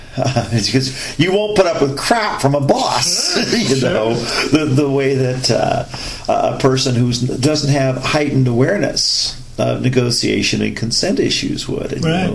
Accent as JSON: {"language": "English", "country": "United States", "said": "my jingoism as an American"}